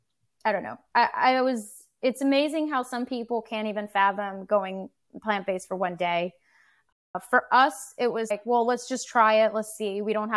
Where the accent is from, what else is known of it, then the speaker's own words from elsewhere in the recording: United States; We're very American, and I can't say I was a particularly bad cook or good cook.